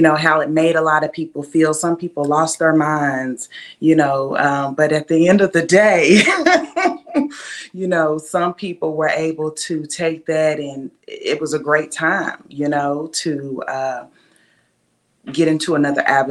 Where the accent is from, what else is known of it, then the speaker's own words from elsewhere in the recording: Lexington, Kentucky, United States; also born or lived in Berkeley, California; I was raised right here in Kentucky, in Lexington